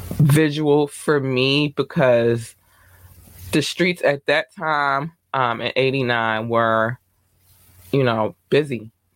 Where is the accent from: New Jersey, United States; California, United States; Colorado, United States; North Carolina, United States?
North Carolina, United States; now in Baltimore, United States; my mother and I moved to Baltimore City from North Carolina.